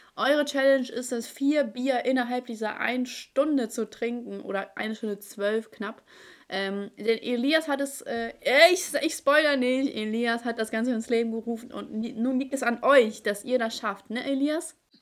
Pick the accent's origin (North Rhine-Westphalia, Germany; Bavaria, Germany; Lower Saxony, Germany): Lower Saxony, Germany; Hanover; Ich so, aus Hannover